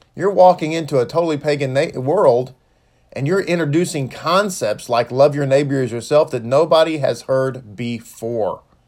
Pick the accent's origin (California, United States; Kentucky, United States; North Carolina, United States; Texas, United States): Texas, United States; I'm from Texas. And so, uh, I'm born and raised here.